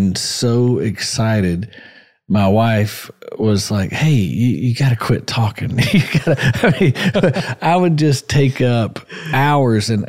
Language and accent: English; Johnson City, Tennessee, United States; I was born in Johnson City